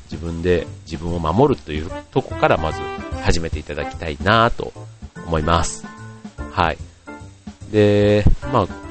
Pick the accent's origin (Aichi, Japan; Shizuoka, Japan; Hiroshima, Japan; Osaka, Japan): Osaka, Japan; 出身が大阪